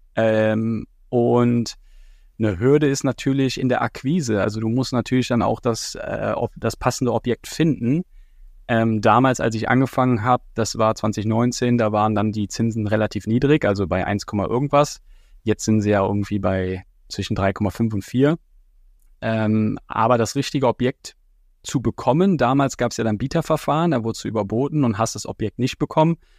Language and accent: German; Düren, North Rhine-Westphalia, Germany; moved away as an adult; now in Nuremberg, Germany; in meiner Heimat, in Düren